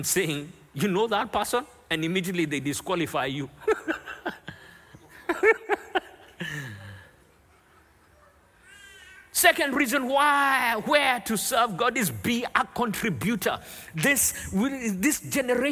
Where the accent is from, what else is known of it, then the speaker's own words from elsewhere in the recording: Nairobi, Kenya; Growing up in Nairobi, Kenya